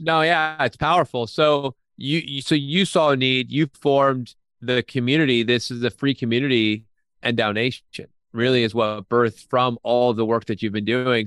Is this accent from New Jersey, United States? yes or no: yes; New Jersey, United States; now in Nashville, United States; He and I are both Jersey guys